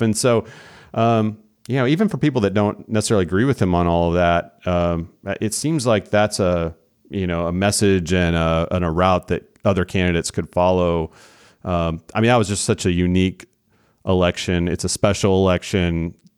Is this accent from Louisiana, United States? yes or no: no; Oklahoma, United States; moved away as an adult; now in Texas, United States; in Oklahoma, my home state where I'm from, I've been in Texas for the last twenty or so years